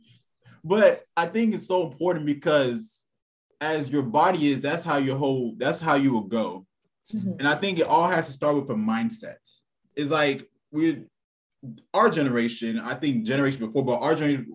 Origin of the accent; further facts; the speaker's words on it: Texas, United States; I'm from Texas